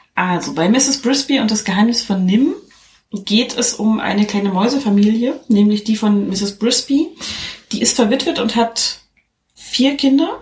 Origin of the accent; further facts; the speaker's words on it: East Germany, Germany; Weil ich komme aus dem Osten